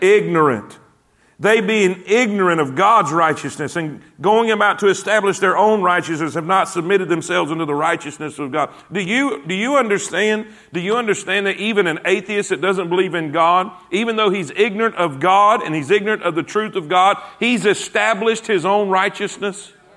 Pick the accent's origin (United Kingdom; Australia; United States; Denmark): United States; South Florida; moved away as an adult; also born or lived in South Carolina; I grew up in South Florida.